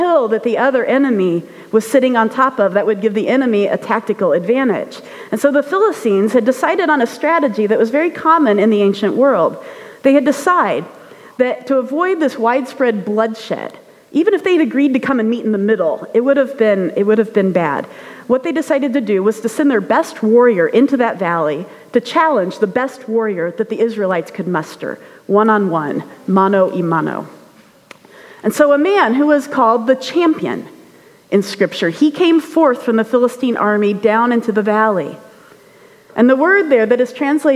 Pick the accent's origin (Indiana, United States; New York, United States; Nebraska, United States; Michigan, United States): Indiana, United States; I grew up in Indiana